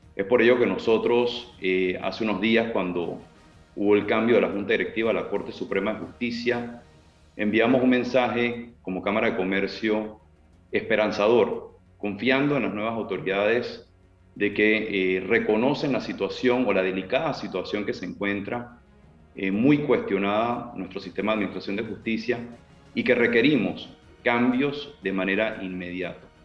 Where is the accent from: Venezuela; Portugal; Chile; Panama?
Panama; como panameños